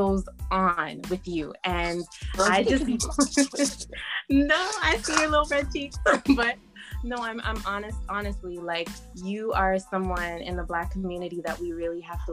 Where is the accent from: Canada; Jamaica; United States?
Canada; Toronto, Ontario; moved away; I came from Toronto, born and raised